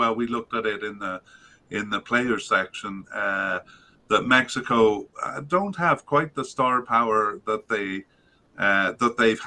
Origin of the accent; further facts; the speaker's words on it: Canada; as a Canadian